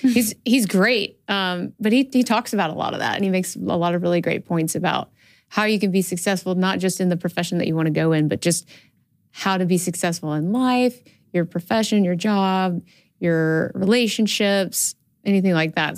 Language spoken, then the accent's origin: English; Birmingham, Alabama, United States; I'm from Alabama.